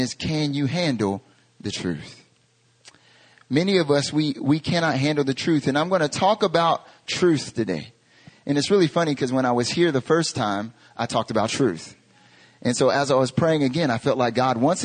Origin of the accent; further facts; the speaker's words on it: North Carolina, United States; moved away as an adult; now in Korea; I'm from North Carolina in America